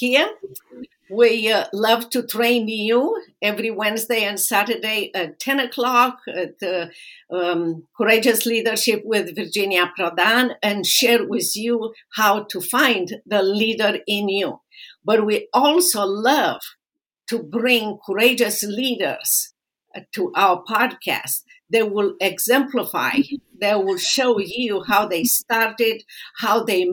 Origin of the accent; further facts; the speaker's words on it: Romania; now in United States; I am originally from Romania